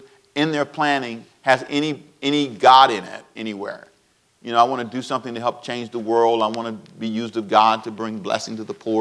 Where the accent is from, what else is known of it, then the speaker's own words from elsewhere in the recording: United States; I'm American. I'm very proud to be an American